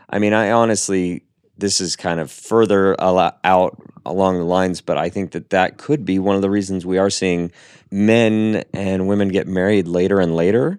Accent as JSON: {"language": "English", "town": "Seattle", "region": "Washington", "country": "United States", "said": "I'm from Seattle"}